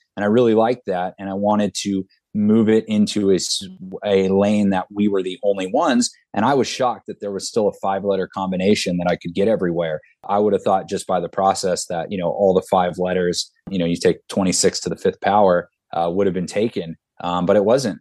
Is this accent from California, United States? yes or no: yes; Southern California, United States; I'm from Southern California